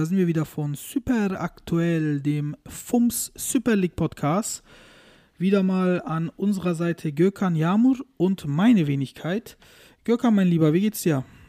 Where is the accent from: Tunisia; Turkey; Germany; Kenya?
Turkey; als Türke